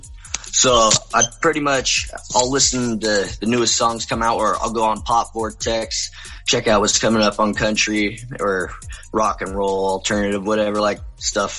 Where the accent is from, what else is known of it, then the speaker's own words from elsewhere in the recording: Sonora, California, United States; also born or lived in Marysville, California; I was born in Sonora, grew up more in like by Yosemite area, more mm-hmm. in the mountains.